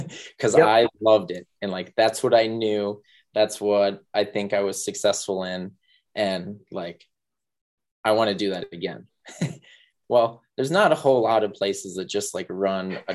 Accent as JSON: {"language": "English", "town": "Mankato", "region": "Minnesota", "country": "United States", "tie": "born or raised there", "said": "now I'm back in Mankato in my hometown"}